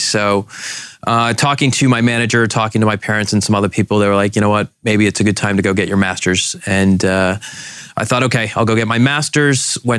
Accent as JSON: {"language": "English", "town": "Boston", "region": "Massachusetts", "country": "United States", "tie": "born or raised there", "moved": "as an adult", "lives_now": "Boise, United States", "said": "So the light bulb moment for me was I grew up in Boston and then was recruited by Weyerhaeuser to Boise."}